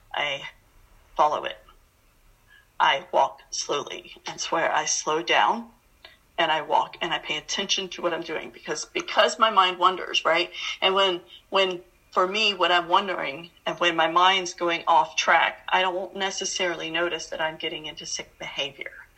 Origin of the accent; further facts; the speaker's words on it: Atlanta, Georgia, United States; I grew up in Atlanta, Georgia